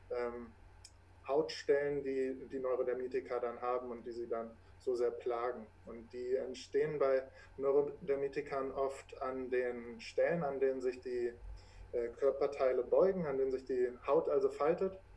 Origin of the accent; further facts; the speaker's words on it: Braunschweig, Lower Saxony, Germany; ich komme aus der Region Braunschweig. Äh, hier wohne ich auch